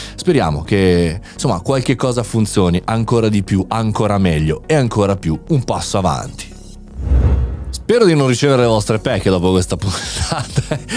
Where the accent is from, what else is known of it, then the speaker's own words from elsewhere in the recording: Italy; un paese nostro particolare, un paese avanti